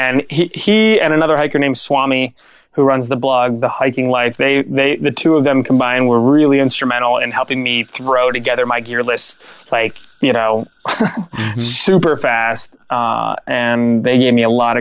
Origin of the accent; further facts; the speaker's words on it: Lewisburg, United States; my hometown of Lewisburg